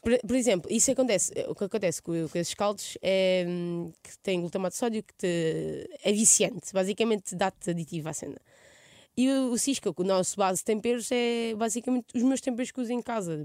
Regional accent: Mação, Santarém District, Portugal; accent: Alentejan-like; moved away as an adult; now in Lisbon, Portugal; eu vivi aos dezoito anos em Maçã, no Pereiro, que é a minha aldeia.

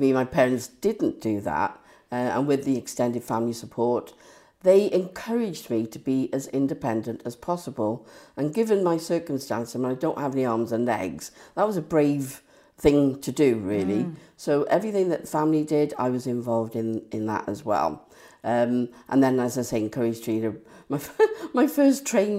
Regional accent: Cardiff, Wales, United Kingdom; I was born in Cardiff, born in Cardiff, to Irish parents

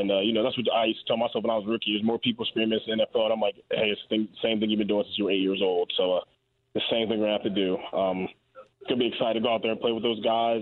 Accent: Raleigh, North Carolina, United States; I'm from Raleigh

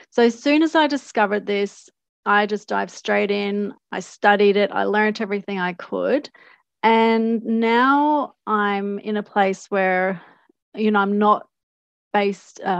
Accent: Australia; also born or lived in Canada; So, um, I was born in Australia to Canadian parents, and we went back and forth a couple of times.

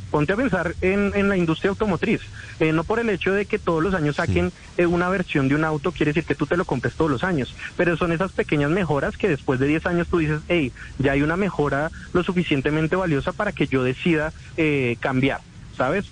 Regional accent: Bogotá, Colombia; accent: bogotano; como bogotano siento que tenemos un acento muy neutro

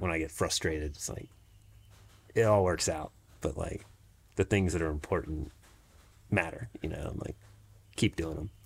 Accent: Jacksonville, Florida, United States; now in Brevard, United States; I grew up in Jacksonville, Florida

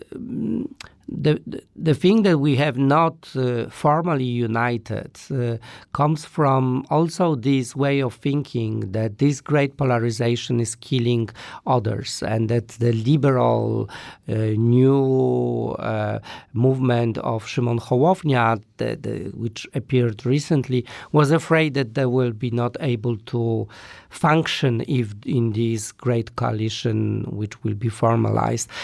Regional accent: Poland; I come from Poland

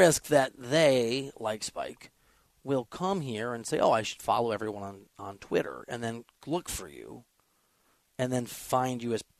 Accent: New York, United States; now in New Jersey, United States; you know, I'm a New Yorker, but really, you know, but I don't come in the city a lot.

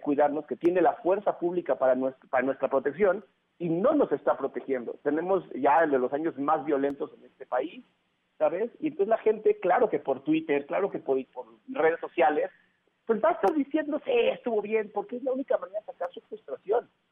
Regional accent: Mexico; somos los mexicanos

